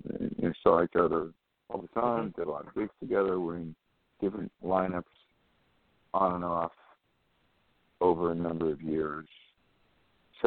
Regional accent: New York City, New York, United States; I'm from New York

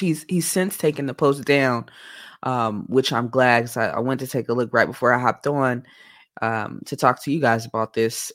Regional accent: Oakland, California, United States; moved away

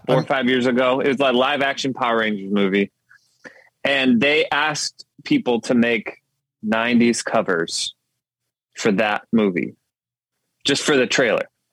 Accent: Detroit side of Michigan, United States; moved away as an adult; also born or lived in Grand Rapids, Michigan; now in Nashville, United States; I grew up actually on the Detroit side of Michigan

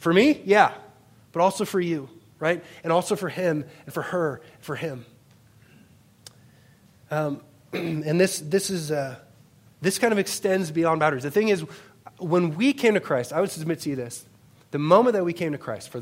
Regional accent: Worthington, Minnesota, United States; I grew up in Worthington, Minnesota

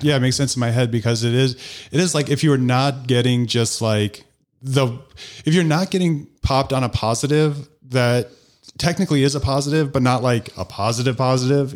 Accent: DeKalb, Illinois, United States; now in New Glarus, United States; I grew up in DeKalb, which is ten, I think, thirty thousand

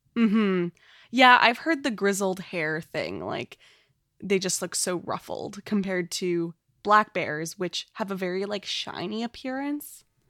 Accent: Canada; as a Canadian

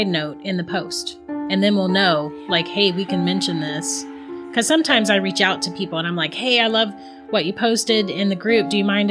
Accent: Florida, United States; growing up in Florida

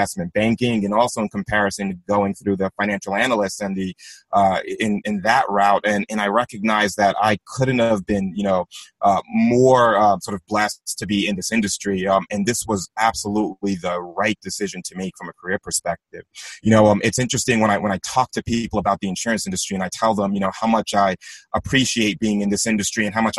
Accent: Long Island, New York, United States; I grew up in Long Island

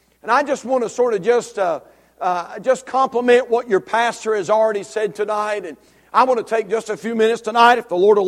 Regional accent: Union Grove, North Carolina, United States; we're from Union Grove

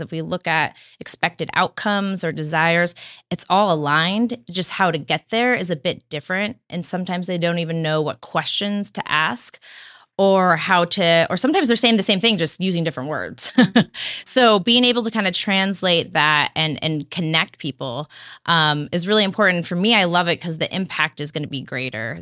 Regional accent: Santa Cruz, California, United States; also born or lived in Chico, California; I, I grew up in Santa Cruz, California

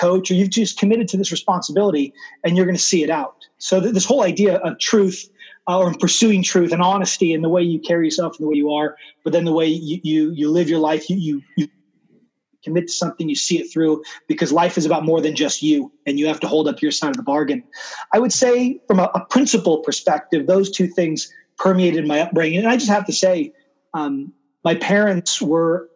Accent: Burlingame, California, United States; I was born in Burlingame, which is just outside of San Francisco

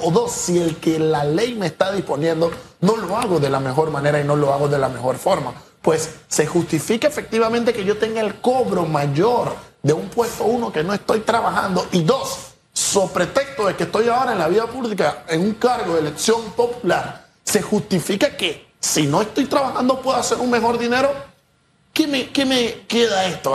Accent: Panama; como panameño

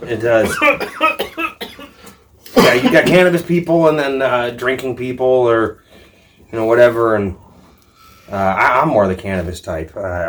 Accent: Shoreline, Washington, United States; Seattle, Shoreline.

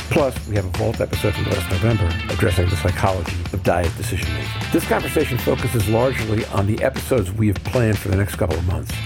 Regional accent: Brooklyn or Long Island, New York, United States; I come from Brooklyn or Long Island, which is close enough

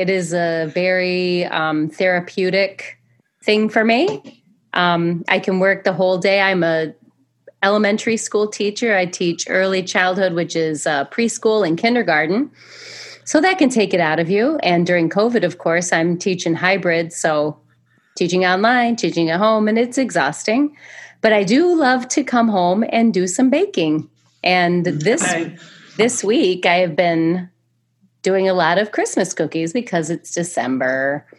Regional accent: Michigan, United States; also born or lived in Indiana; Because Alison is from Wisconsin, and I am from Michigan and Indiana, but Indiana now.

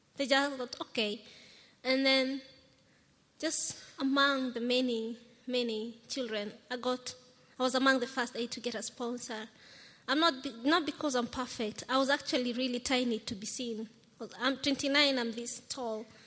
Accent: Nairobi, Kenya; I'm from Kenya. I'm a firstborn of six children. I'm 29 years old

